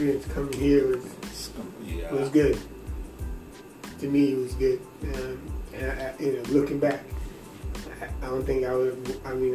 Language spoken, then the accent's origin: English; Jamaica; now in United States